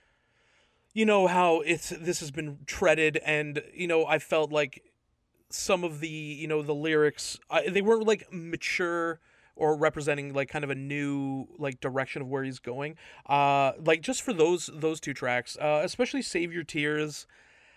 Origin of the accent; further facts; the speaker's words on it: Toronto, Ontario, Canada; my Toronto pride